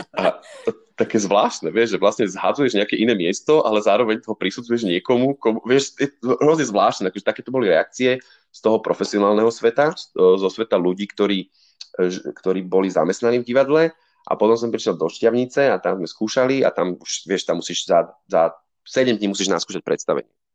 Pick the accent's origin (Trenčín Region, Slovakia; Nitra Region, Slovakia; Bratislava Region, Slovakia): Bratislava Region, Slovakia; Bratislava; aj keď som z Bratislavy, tak som vlastne do 14 bol každý víkend na chalupe